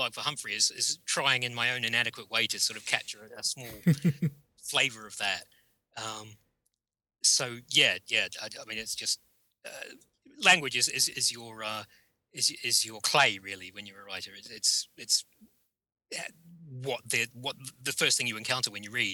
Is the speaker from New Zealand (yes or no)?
yes; New Zealand; I grew up in New Zealand